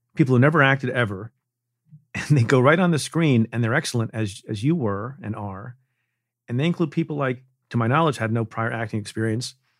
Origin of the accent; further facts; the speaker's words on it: Eatontown, New Jersey, United States; I grew up in Jersey